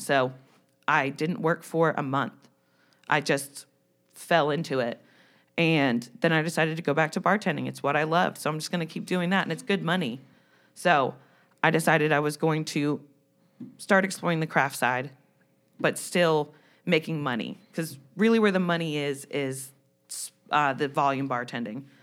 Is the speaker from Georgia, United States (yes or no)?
no; New Jersey, United States; moved away; I'm from New Jersey